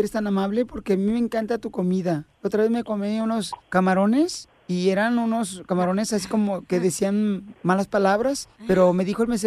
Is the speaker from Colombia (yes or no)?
no; Mexico City, Mexico; y soy de la Ciudad de México.